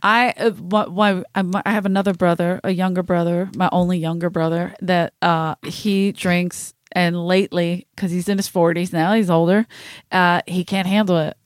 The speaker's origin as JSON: {"language": "English", "town": "Philadelphia", "region": "Pennsylvania", "country": "United States", "said": "I'm from South Philadelphia"}